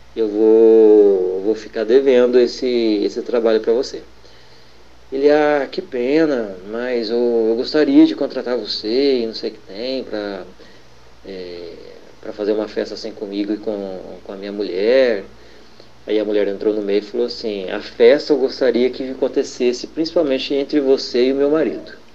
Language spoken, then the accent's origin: Portuguese; Poços de Caldas, Minas Gerais, Brazil; eu sou de Poço de Caldas, Minas Gerais